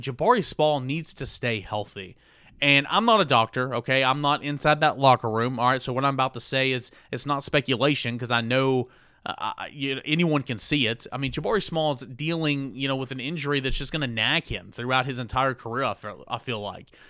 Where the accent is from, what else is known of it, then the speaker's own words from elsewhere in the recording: Jefferson County, East Tennessee, United States; growing up in East Tennessee, um, in Jefferson County